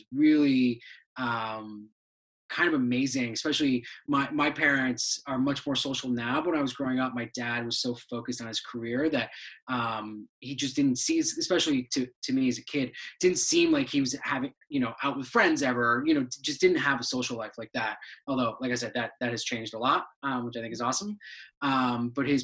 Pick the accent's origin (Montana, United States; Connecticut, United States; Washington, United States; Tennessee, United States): Connecticut, United States; Cheshire; also born or lived in Brussels, Belgium / Syracuse, New York; we moved to Cheshire, Connecticut, where I lived basically my entire childhood till I went to college